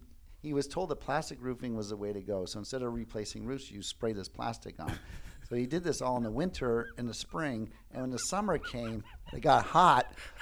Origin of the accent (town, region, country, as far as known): Cleveland, Ohio, United States; born or raised there